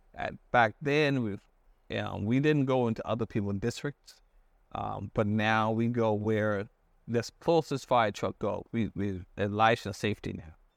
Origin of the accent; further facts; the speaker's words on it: Johns Island, South Carolina, United States; also born or lived in Hartford, Connecticut; Born and raised on, um, John's Island.